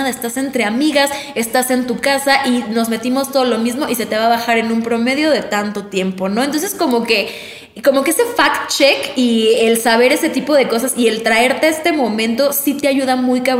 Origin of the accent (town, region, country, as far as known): Mexico